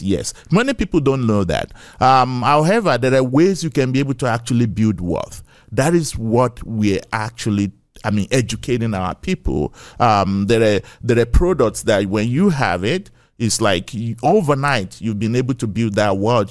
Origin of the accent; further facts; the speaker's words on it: Ekiti, Nigeria; moved away as an adult; now in United States; I was raised in Nigeria, right? I'm a Yoruba boy